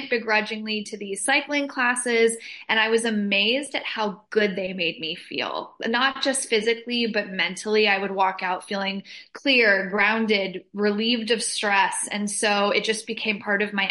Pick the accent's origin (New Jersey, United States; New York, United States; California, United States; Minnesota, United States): California, United States; Southern; now in Los Angeles, United States; Born and raised in Southern California